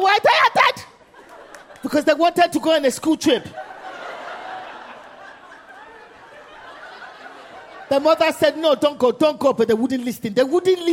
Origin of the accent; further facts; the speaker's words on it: London, United Kingdom; moved away as an adult; now in United States; born and raised in England, immigrant parents.